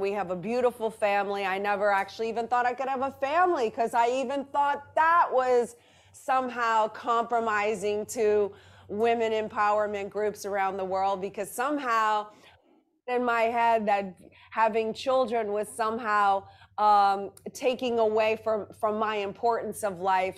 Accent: New Orleans, Louisiana, United States; I grew up in New Orleans, Louisiana

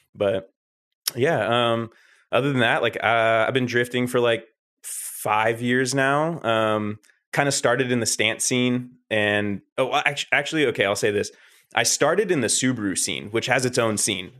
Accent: Northern California, United States; I am from Northern California

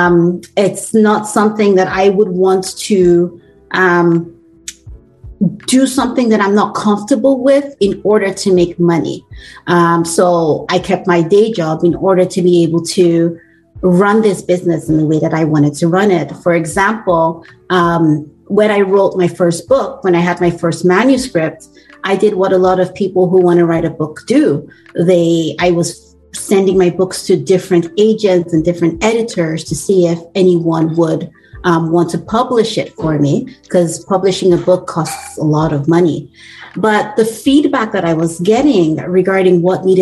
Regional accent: Edo, Nigeria; moved away as an adult; now in Canada; I am Nigerian. I was born in Nigeria.

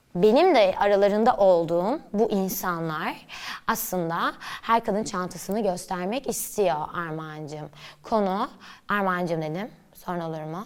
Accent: Istanbul, Turkey; İstanbul'da büyüdüm, Nişantaşı'nda.

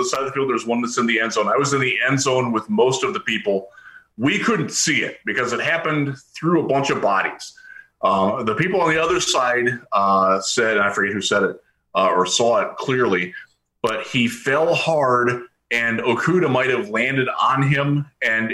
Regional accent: Cleveland, Ohio, United States; also born or lived in Indianapolis / Cincinnati / Columbus / Houston; now in West Michigan, United States; I'm from Cleveland

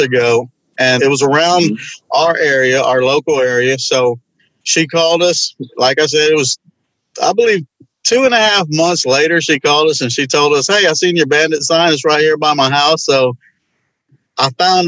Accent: Houston, Texas, United States; I'm from Houston

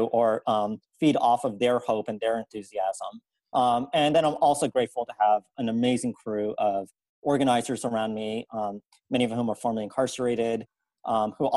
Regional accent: New Orleans, Louisiana, United States; I'm originally from New Orleans and grew up and went to law school in South Louisiana

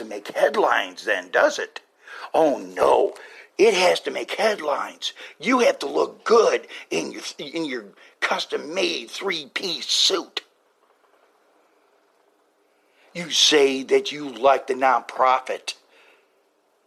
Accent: United States; we as the American parents

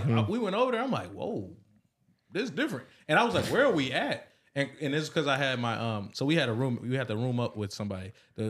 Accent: Houston, Texas, United States; I'm from Houston.

